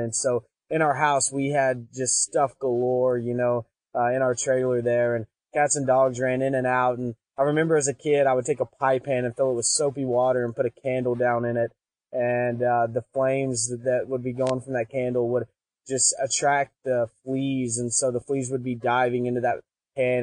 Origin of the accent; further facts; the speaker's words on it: Pine Bluff, Arkansas, United States; I'm a kid from Pine Bluff, Arkansas in a trailer park